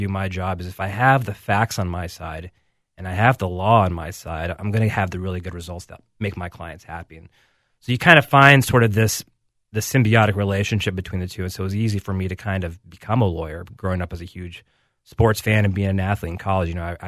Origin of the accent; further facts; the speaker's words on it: Alabama, United States; So, for example, I grew up in Alabama, and most people wouldn't know that from talking with me.